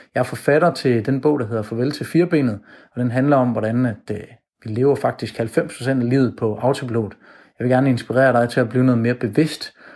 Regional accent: Jutland, Denmark; now in Copenhagen, Denmark; Jeg kommer fra Jylland af, men øh, jeg bor nu i København

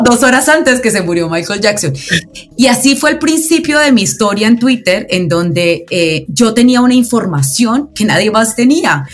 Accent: Pereira, Risaralda, Colombia; Soy de una ciudad que se llama Pereira, eh, que es el eje cafetero donde se produce el mejor café del mundo

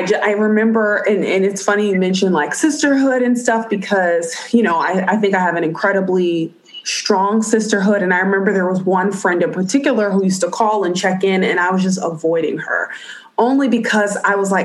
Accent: New York City, New York, United States; as a native New Yorker

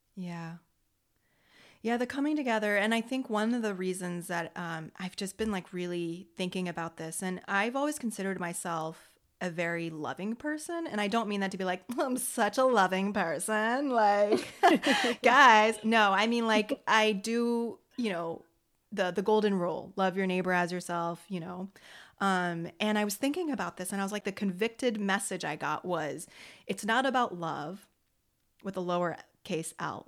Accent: United States; I'm American. I'm Franco American

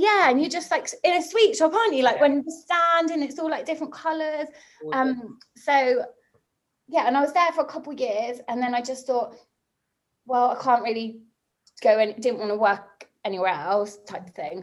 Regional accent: Somerset, South West England, United Kingdom; moved away; also born or lived in Bristol; where I grew up in Somerset

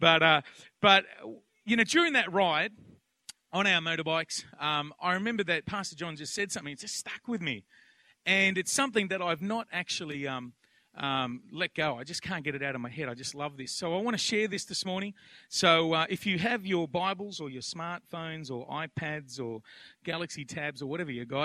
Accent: Penrith, New South Wales, Australia; also born or lived in Blacktown; I grew up out in Penrith and Blacktown

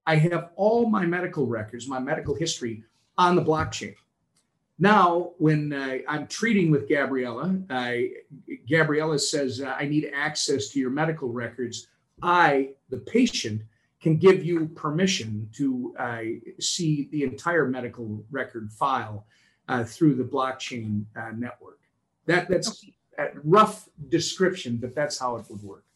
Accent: Minnesota, United States; here in my home state of Minnesota

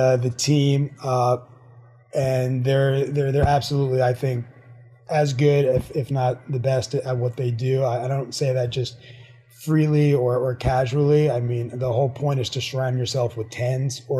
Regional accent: New York, United States; moved away as an adult; also born or lived in Miami; now in Florida, United States; I went back home. I'm originally from New York

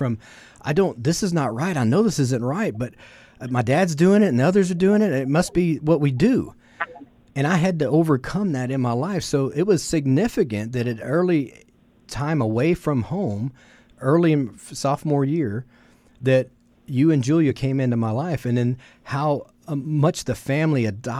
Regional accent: Hutto, Texas, United States; I grew up in Hutto, small town back then

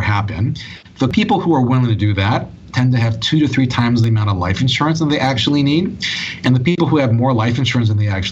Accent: Hawaii, United States; I was born and raised in Hawaii

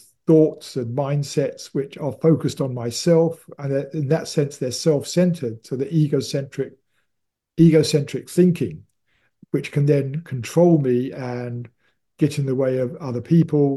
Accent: United Kingdom; I am British

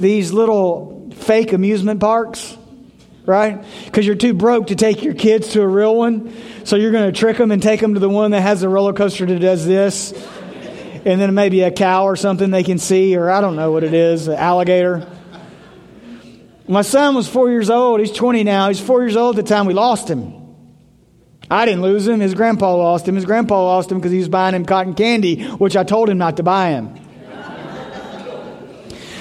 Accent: Memphis, Tennessee, United States; moved away; I grew up in Memphis. Really, really rough part of Memphis

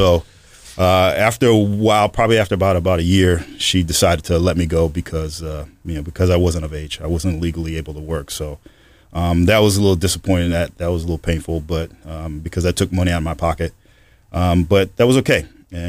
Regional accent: Holyoke, Massachusetts, United States; Yeah, I'm originally from Holyoke, Massachusetts. That's where I was born and raised. Grew up in the projects.

